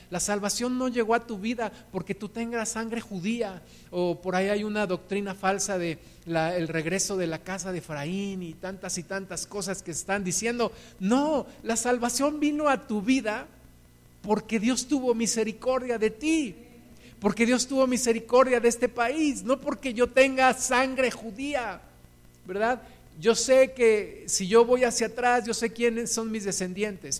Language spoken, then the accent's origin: Spanish; Mexico; Todos nosotros, según yo sé, nacimos en México, somos mexicanos